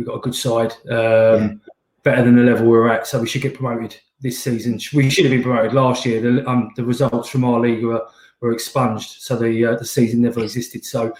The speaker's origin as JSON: {"language": "English", "town": "Slough", "region": "South East England", "country": "United Kingdom", "said": "I'm not an Essex boy, though. I'm the other side of the M25. I'm from Slough. I live in Windsor"}